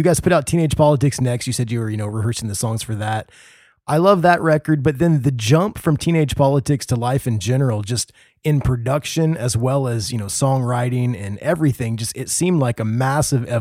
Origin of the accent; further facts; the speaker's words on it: Midwest, United States; we did churches growing up in the Midwest